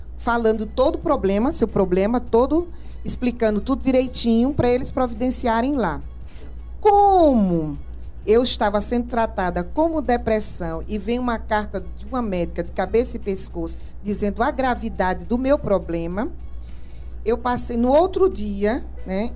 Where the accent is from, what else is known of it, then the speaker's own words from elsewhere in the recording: Recife, Pernambuco, Brazil; moved away as an adult; also born or lived in Campo Grande, Mato Grosso do Sul; Sou natural de Recife, Pernambuco, e sou pedagoga